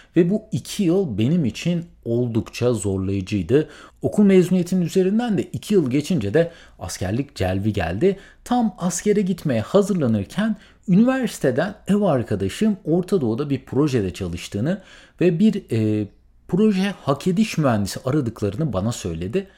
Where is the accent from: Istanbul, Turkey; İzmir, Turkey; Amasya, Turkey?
İzmir, Turkey; moved away as an adult; also born or lived in Middle East; now in United States; ben memleketim İzmir'e döndüm